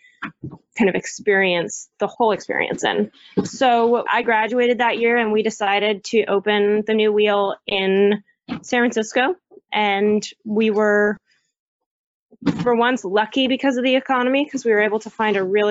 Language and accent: English; Denmark; moved away; also born or lived in Berkeley, California; I am originally from Denmark and have been back and forth a lot